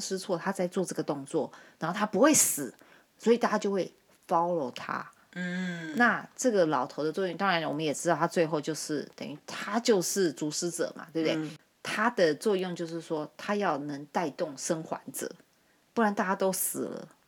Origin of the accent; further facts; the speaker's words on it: China; 我们中国人功夫在你们眼里当然是很厉害的